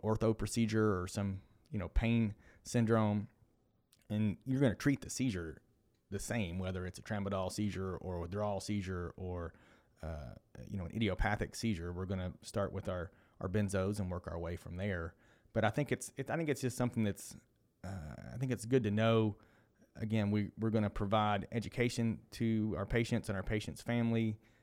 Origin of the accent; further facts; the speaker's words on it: Kentucky, United States; I am from Kentucky